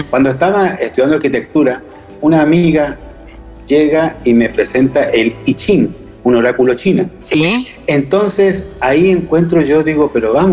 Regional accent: Chile; born there; moved away; also born or lived in Granada, Spain / Argentina; Yo soy chileno de nacimiento y después llevo ya fuera de Chile 30 años. Los últimos 20 años eh, los estuve viviendo en Granada, Andalucía, España y tengo también la nacionalidad española.

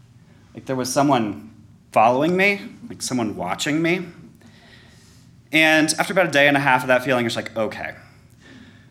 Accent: Colorado, United States; also born or lived in New Orleans, Louisiana; I grew up in Colorado

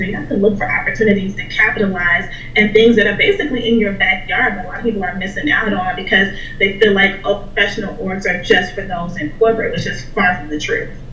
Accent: Chicago, Illinois, United States; moved away as an adult; now in Pittsburgh, United States; so I live in Pittsburgh right now. I'm not from Pittsburgh. I'm from Chicago, and I moved here a couple years ago when I graduated from college

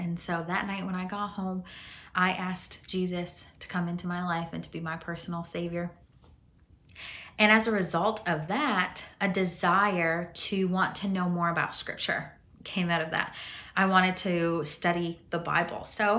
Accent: Chihuahua, Mexico; born there; I grew up in a Mennonite culture. I was born in Chihuahua, Mexico.

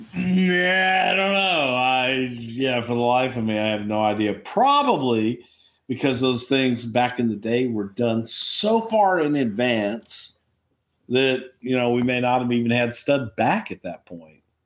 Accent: Houston, Texas, United States; in Houston in my hometown

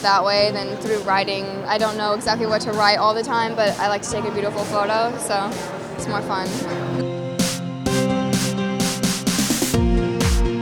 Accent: Colorado, United States; I'm from Colorado

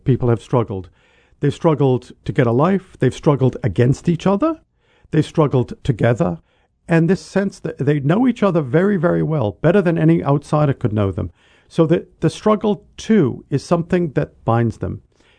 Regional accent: New England, United States; I come from New England, and people often talk about their pedigree in New England.

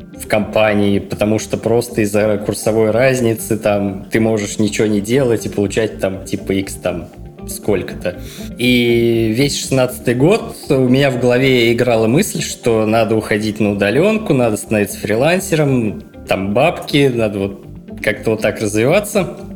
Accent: Murom, Vladimir Oblast, Russia; в городе Муром, откуда я родом

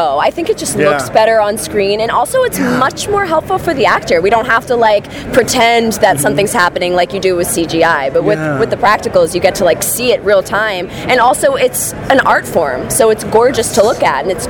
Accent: Philadelphia, Pennsylvania, United States; moved away; I'm also from Philly, born and raised, so it's really nice to be so close to home.

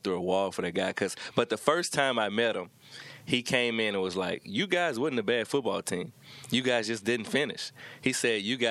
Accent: Baton Rouge, Louisiana, United States; now in Manhattan, Kansas, United States; I come from Baton Rouge, where it's rough and tough

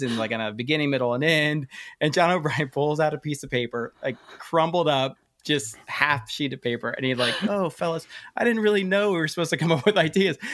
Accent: Hawaii, United States; moved away as an adult; I'm actually from Hawaii. Uh, I graduated from the University of Hawaii

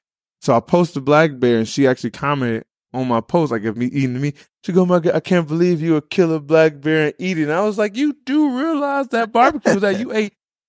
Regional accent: Illinois, United States; So when I moved to New Jersey, they actually gave me the name …. {S26} Oh, really? {S27} But I came from Illinois.

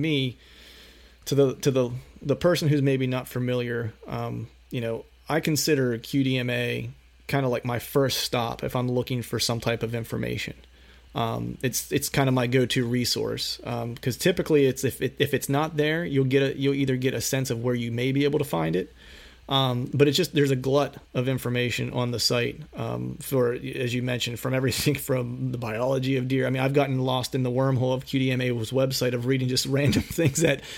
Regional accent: Bedford County, Pennsylvania, United States; near where my hometown is, in that Bedford County kind of south central portion of Pennsylvania

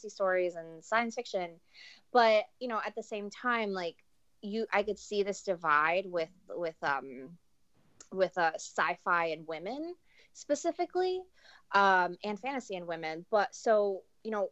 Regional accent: New York City, New York, United States

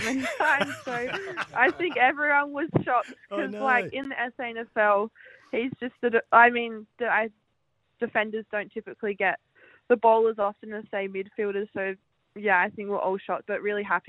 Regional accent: Adelaide, South Australia, Australia; it's my hometown

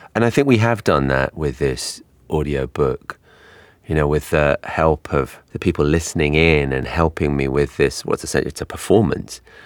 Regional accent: London, United Kingdom; accent: English; moved away as an adult; now in New York, United States; my accent is English. I grew up in London, but I've lived in New York for twelve years now

